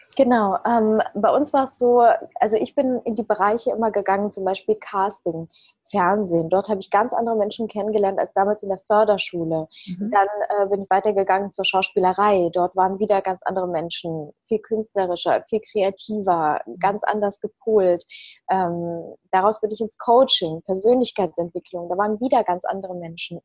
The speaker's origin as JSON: {"language": "German", "town": "Leverkusen", "region": "North Rhine-Westphalia", "country": "Germany", "tie": "born or raised there", "also_born_or_lived": "Ukraine", "said": "in Leverkusen Obladen, da wo ich herkomme"}